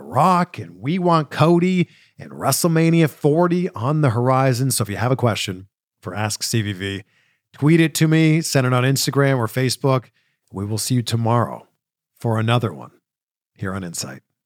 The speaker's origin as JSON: {"language": "English", "area": "Durham Region", "region": "Ontario", "country": "Canada", "said": "Durham region, where I'm from"}